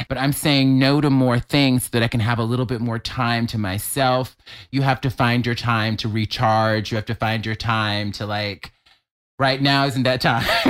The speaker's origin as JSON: {"language": "English", "town": "Mobile", "region": "Alabama", "country": "United States", "moved": "yes", "said": "I'm from Alabama. I, grew, I have a religious mother. I grew up in the church"}